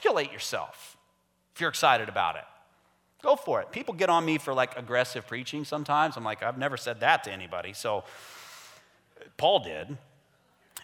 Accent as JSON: {"language": "English", "country": "United States", "tie": "born or raised there", "moved": "yes", "lives_now": "Canada", "said": "Me too. I'm American."}